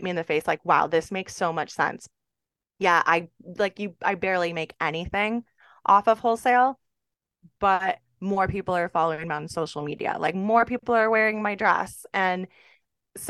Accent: Jamestown, New York, United States; moved away as an adult; now in Tampa, United States; a boutique in my hometown, Jamestown, New York

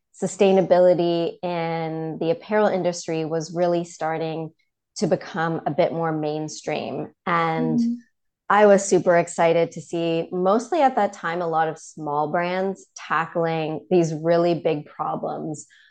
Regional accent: Toronto, Ontario, Canada; also born or lived in London / Copenhagen; now in United States; I'm originally from Toronto

